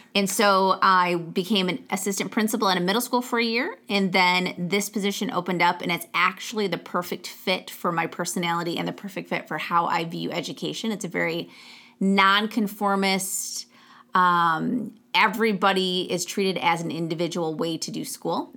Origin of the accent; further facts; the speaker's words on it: Genesee County, Michigan, United States; I grew up in Genesee County, just outside of Flint, Michigan.